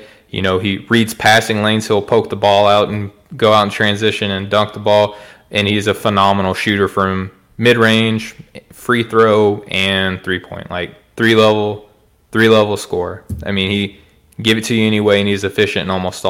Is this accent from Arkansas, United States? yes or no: yes; Arkansas, United States; I'm from Arkansas. If my accent doesn't give it away for people who don't know